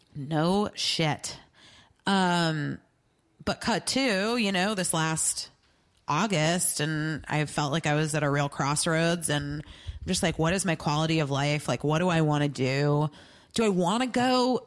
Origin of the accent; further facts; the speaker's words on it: Arizona, United States; I'm from Arizona